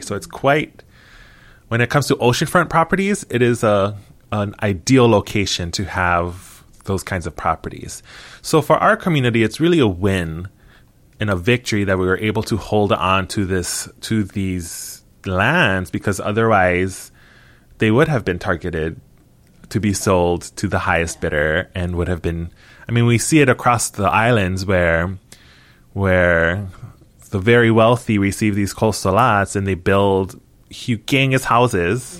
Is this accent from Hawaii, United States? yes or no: yes; Hilo, Hawaii, United States; born or raised there